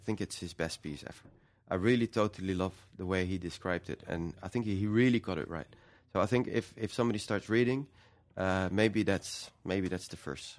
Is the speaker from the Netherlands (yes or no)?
yes; Netherlands; we're from the Netherlands